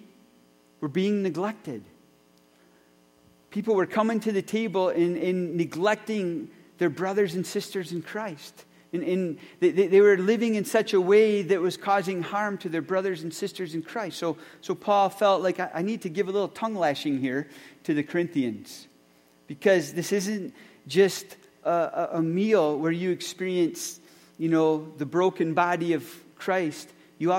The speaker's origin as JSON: {"language": "English", "town": "Lucas", "region": "Michigan", "country": "United States", "tie": "born or raised there", "said": "growing up in Rehoboth Reformed Church in Lucas, Michigan."}